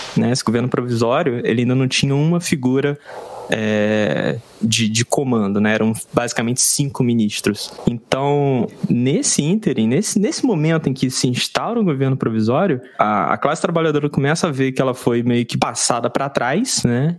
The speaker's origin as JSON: {"language": "Portuguese", "country": "Brazil", "said": "enquanto brasileiro"}